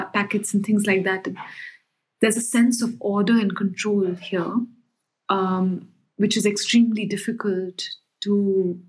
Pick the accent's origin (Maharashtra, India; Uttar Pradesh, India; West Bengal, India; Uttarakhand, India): Uttar Pradesh, India; Noida; also born or lived in New Delhi; I grew up in a house which was across the river Yamuna in the town of Noida, which is now part of another state but comes under the National Capital Territory.